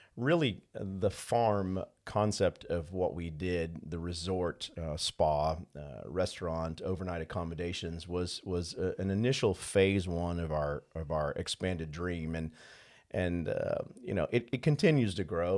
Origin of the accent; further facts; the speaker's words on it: New Orleans, Louisiana, United States; moved away; growing up in New Orleans, we had the great pleasure of having a fishing place and a hunting place